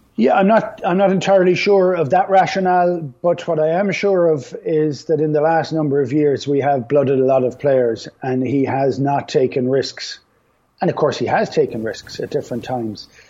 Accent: Ireland; we have the great capacity of losing the run of ourselves as Irish people

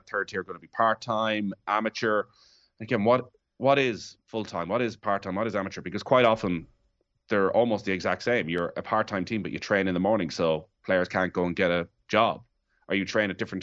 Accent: Mayo, Connacht, Ireland; growing up in Mayo as a massive football fan

